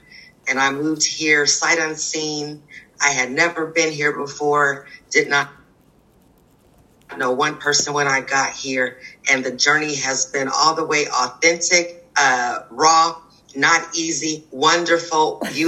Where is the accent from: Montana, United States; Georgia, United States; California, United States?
California, United States; Redondo Beach; also born or lived in Seattle area; now in Tillamook County, United States; am a resident of Tillamook County. I have been here for 7 years now. I grew up in Southern California, primarily in Redondo Beach. I graduated from high school in Manhattan Beach.